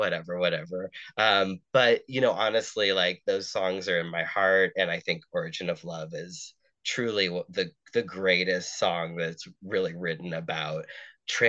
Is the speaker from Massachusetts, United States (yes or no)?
yes; Massachusetts, United States; moved away; also born or lived in New York; my home state of Massachusetts